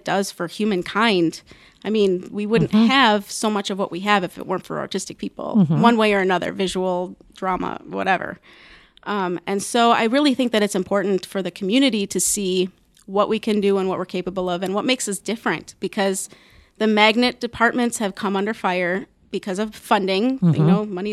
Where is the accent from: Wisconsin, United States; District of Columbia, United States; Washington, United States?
Wisconsin, United States; moved away as an adult; now in Omaha, United States; I'm not from Omaha originally. I'm from Wisconsin.